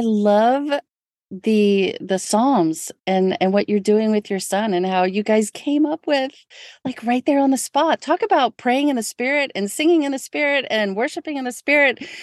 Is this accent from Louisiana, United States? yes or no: yes; New Orleans, Louisiana, United States; I'm from New Orleans